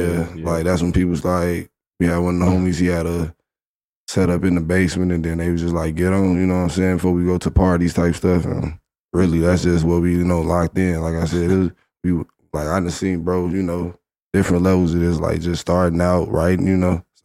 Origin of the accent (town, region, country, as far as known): Chicago, Illinois, United States